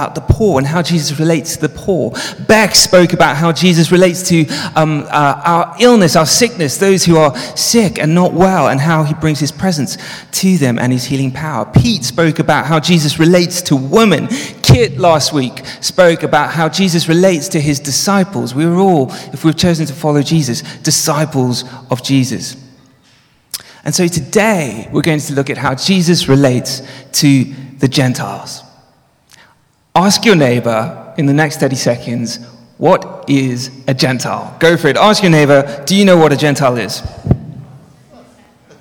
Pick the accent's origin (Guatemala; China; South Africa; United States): South Africa; moved away; also born or lived in Johannesburg; I grew up in South Africa. And as a child, I grew up in the apartheid regime